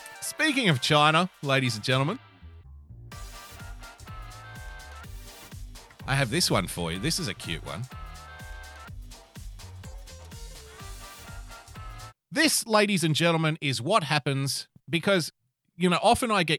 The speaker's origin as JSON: {"language": "English", "country": "Australia", "said": "As an Australian citizen"}